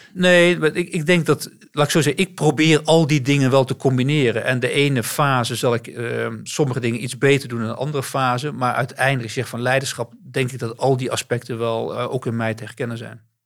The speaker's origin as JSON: {"language": "Dutch", "region": "North Brabant", "country": "Netherlands", "tie": "born or raised there", "also_born_or_lived": "Amsterdam", "moved": "as an adult", "said": "ik ben geboren in Amsterdam, maar eh, ben op hele jonge leeftijd verhuisd naar West-Brabant. En ehm, daar ben ik opgegroeid."}